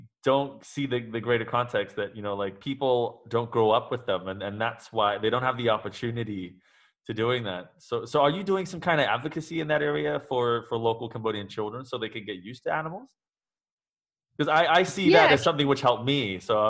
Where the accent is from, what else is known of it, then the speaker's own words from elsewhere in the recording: New Zealand; also born or lived in Singapore; I grew up in New Zealand, but I also grew up in Singapore, and my family, my Asian family, never had pets.